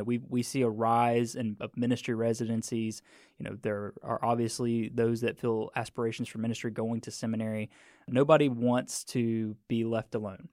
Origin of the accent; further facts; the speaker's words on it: Mississippi, United States; I'm from Mississippi